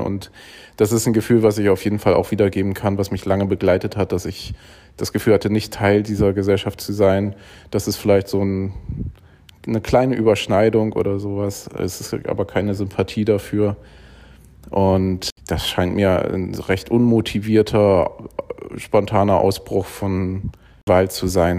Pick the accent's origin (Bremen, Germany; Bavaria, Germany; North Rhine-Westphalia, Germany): Bremen, Germany; in Bremen, wo ich aufgewachsen bin